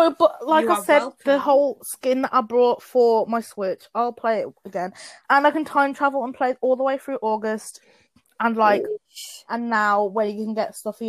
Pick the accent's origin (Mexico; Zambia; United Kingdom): United Kingdom; London; I was born in London.